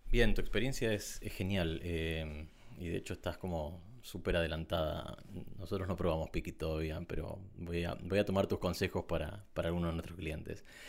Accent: Argentina; En Argentina tenemos ciertos impuestos

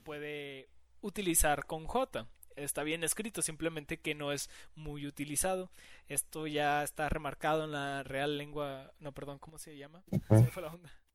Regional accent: Mexico; no lo celebramos aquí en México

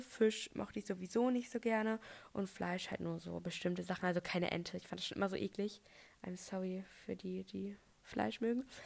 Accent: North Frisia, Schleswig-Holstein, Germany; also born or lived in Bremen; ich bin aber hier in Nordfriesland geboren

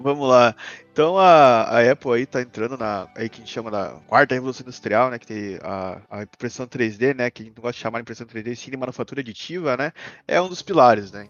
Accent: Joinville, Santa Catarina, Brazil; somos é de Joinville

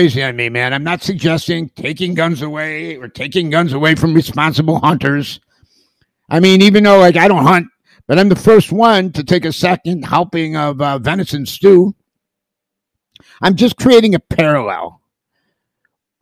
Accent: United States; I'm an American.

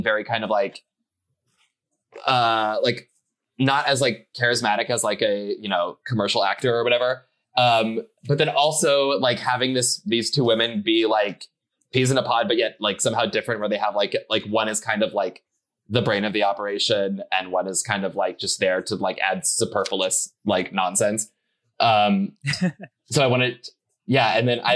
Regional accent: Nebraska, United States; moved away; I'm from Nebraska, and I was there last year visiting my family

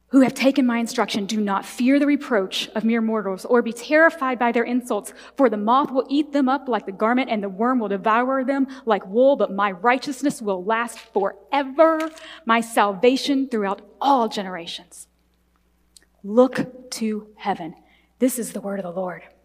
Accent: the Bible Belt, Southern United States, United States; I was raised in the Bible Belt in a in very conservative Southern Baptist church

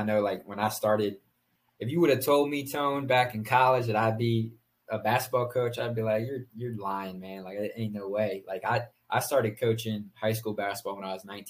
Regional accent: Howard County, Maryland, United States; I grew up in Howard County, in a really nice school district

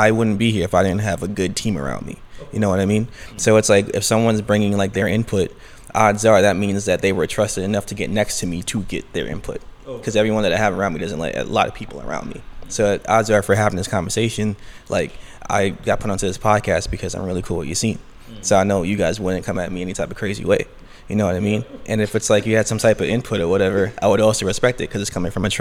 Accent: New York City, New York, United States; I'm born and raised in Brooklyn, New York, originally East Flatbush

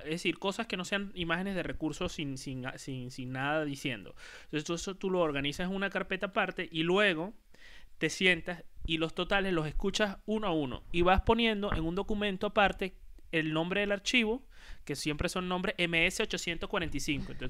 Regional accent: Puerto La Cruz, Anzoátegui, Venezuela; Mira, yo voy a poner nada más y nada menos que las empanadas del ferry de Puerto La Cruz.

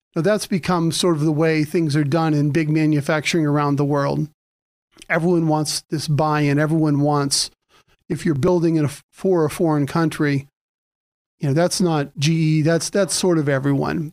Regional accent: Mercer County, Pennsylvania, United States; moved away as an adult; also born or lived in Erie, Pennsylvania; I was started out in Mercer County

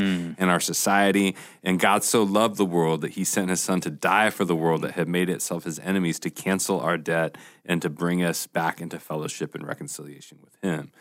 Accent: Portland, United States; moved away; I'm from Portland

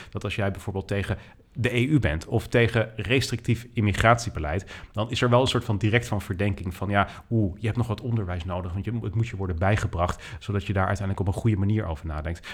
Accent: Netherlands; also born or lived in United States; ik ben Nederlander

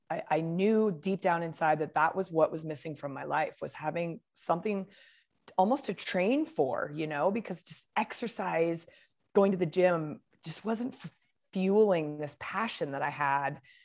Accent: Portland, Oregon, United States; also born or lived in Arizona; now in Bend, United States; I grew up in Portland, Oregon. Um, and I currently live in Bend, Oregon

